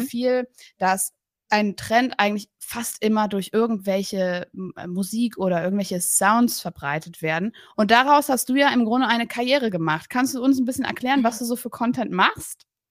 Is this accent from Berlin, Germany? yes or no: yes; Berlin, Germany; ich komme auch aus Berlin